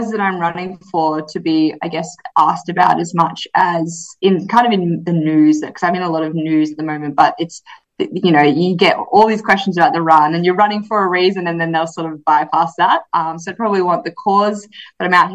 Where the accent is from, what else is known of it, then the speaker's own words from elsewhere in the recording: Yarra Valley, Victoria, Australia; also born or lived in Melbourne / Iowa / Gold Coast; Well, I grew up in the Yarra Valley in Victoria, so out in the bush